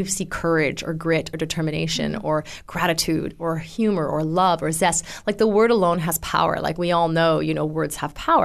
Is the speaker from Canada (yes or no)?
yes; Canada; moved away; also born or lived in California; I suppose I'm Canadian, but I lived in California for a while.